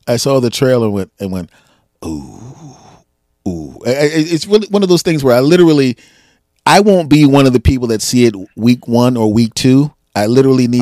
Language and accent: English; Philadelphia, Pennsylvania, United States; born and raised in Philadelphia